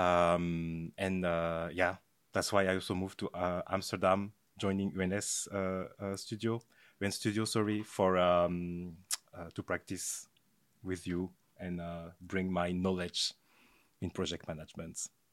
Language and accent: English; France; moved away as an adult; also born or lived in Belgium; I was born and raised in France, uh, from a, a Belgian mother and a Togolese father.